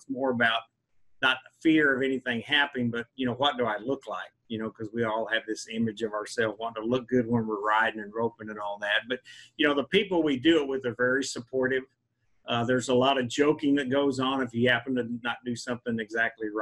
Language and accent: English; Southwest Texas, United States; now in Kentucky, United States; I grew up in Southwest Texas.